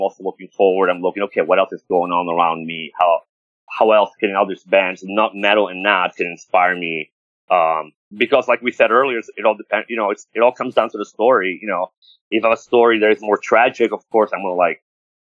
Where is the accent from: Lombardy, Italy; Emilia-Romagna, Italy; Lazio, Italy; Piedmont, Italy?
Lazio, Italy; Rome; now in United States; I was born and raised in Rome